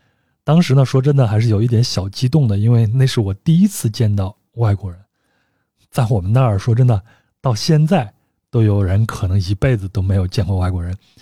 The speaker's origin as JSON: {"language": "Chinese", "area": "Yuxi area", "region": "Yunnan", "country": "China", "tie": "born or raised there", "said": "那我的老家呢，可能很多听友也已经知道了，是玉溪地区的一个小城。那我们老家呢，它就盛产黄金。"}